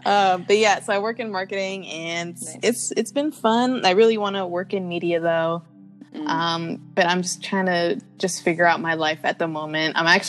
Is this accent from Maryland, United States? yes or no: yes; Silver Spring, Maryland, United States; moved away as an adult; now in Brooklyn, United States; I'm from Silver Spring, Maryland.